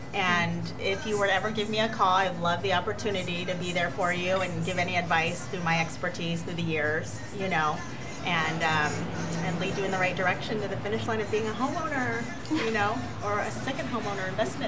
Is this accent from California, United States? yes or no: yes; California, United States; California. Southern California. I mean, it could get hot there too, but.